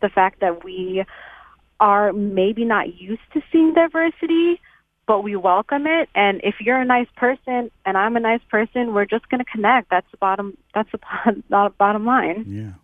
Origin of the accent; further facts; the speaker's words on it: United States; as a post 9/11 era child, as an American Muslim child to be specific